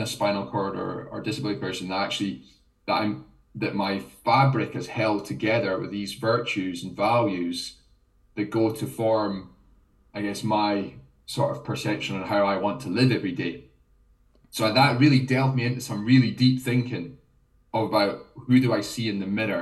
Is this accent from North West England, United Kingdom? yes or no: no; Scotland, United Kingdom; I'm half Jamaican, I'm Scottish.